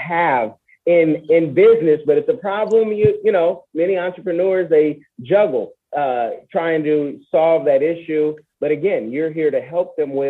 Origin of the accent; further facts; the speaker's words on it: Oakland, California, United States; I'm from Oconda